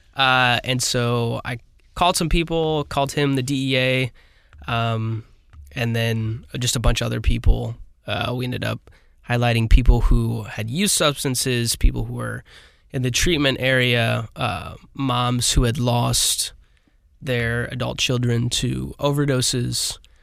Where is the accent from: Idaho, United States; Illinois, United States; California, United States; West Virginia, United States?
Illinois, United States; Granite City; I'm from Granite City